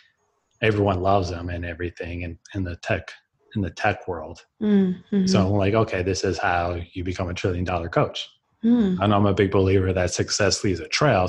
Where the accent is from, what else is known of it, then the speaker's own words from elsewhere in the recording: Portland area, Oregon, United States; also born or lived in Washington, D.C.; now in Oregon, United States; I'm from the Portland area. I grew up about 45 minutes east of Portland